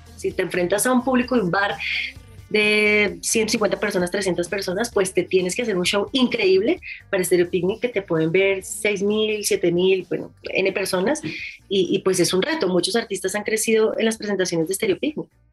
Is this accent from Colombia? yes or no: yes; Colombia; somos súper colombianos